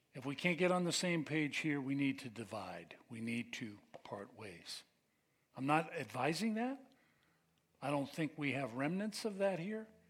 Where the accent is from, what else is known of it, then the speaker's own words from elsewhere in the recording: United States; We are American